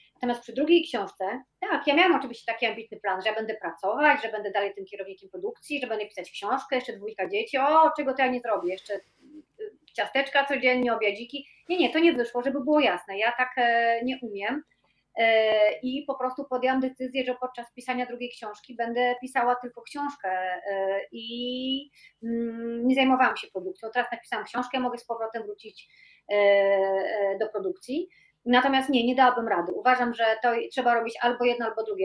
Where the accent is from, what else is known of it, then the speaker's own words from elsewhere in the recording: Tricity, Pomeranian Voivodeship, Poland; now in Warsaw, Poland; pochodzę z Trójmiasta e, i ponad 20 lat mieszkam w Warszawie